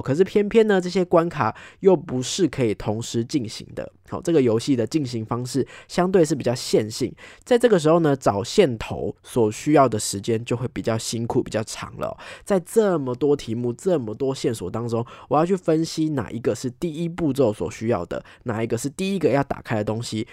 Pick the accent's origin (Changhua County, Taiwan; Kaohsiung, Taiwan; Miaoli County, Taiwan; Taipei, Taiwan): Taipei, Taiwan; 身为一个台北人